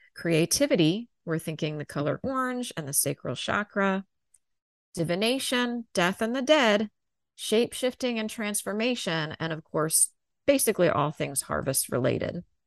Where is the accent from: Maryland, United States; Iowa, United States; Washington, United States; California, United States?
Maryland, United States; Growing up in Maryland